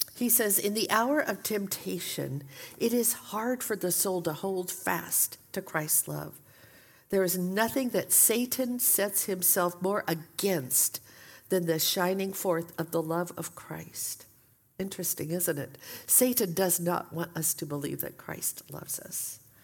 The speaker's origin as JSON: {"language": "English", "town": "Portland", "region": "Oregon", "country": "United States", "tie": "born or raised there", "also_born_or_lived": "Saint Paul, Minnesota", "moved": "as an adult", "said": "we had recently moved back from Saint Paul, Minnesota to Portland, Oregon, my hometown"}